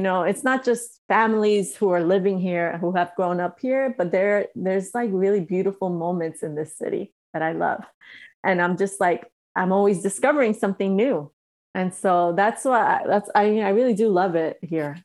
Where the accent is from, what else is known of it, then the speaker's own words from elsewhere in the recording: New York, United States; moved away as an adult; now in Los Angeles, United States; I've been here for so long and I still feel like I'm from New York